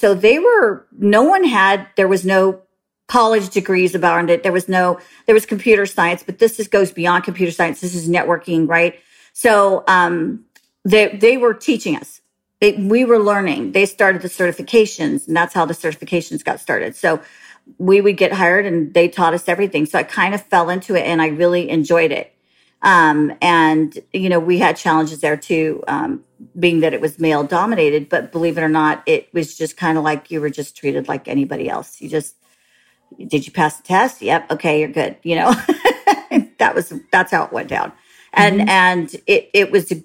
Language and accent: English; San Jose, California, United States; moved away; I was born and raised in Northern California, San Jose to be exact.